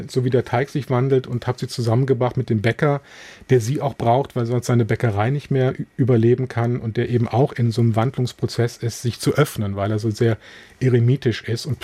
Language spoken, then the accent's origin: German; Rhineland, Germany; Wobei ich auch immer den Eindruck habe, dass das so für mich als Rheinländer, bei uns ist es auch gewissermaßen okay, wenn Männer weinen.